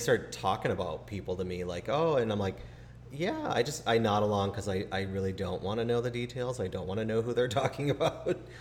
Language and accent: English; Chicago, Illinois, United States; moved away; growing up in Chicago with high school